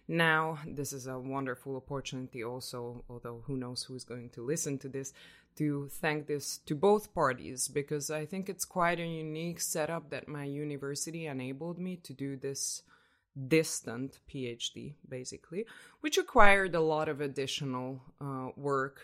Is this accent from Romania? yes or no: no; Budapest, Hungary; moved away as an adult; now in Oslo, Norway; I am from Hungary, Budapest, Hungary